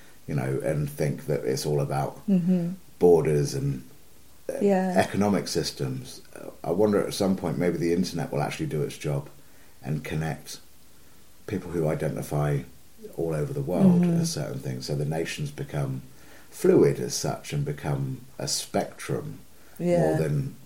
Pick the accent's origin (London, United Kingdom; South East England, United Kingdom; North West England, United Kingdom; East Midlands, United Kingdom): South East England, United Kingdom; Southampton; I'm from Southampton.